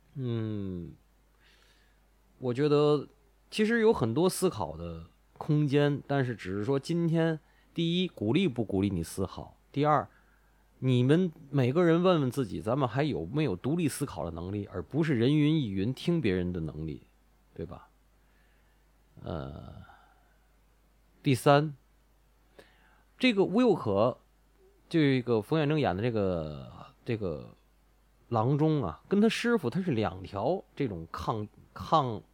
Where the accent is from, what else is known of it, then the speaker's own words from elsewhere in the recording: Tianjin, China; 我们三个主播都是天津的，家也在天津